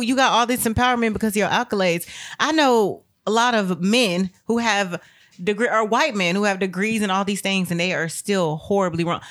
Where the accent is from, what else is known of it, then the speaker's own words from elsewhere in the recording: United States; also born or lived in Texas; as an American